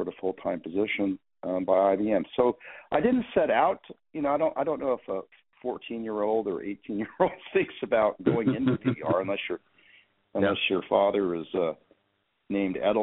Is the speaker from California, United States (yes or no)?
yes; San Jose, California, United States; moved away as an adult; my hometown is San Jose, California